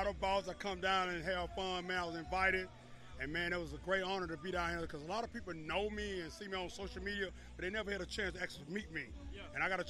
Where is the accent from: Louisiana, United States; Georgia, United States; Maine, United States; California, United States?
Louisiana, United States; Monroe; I'm actually from Monroe, Louisiana.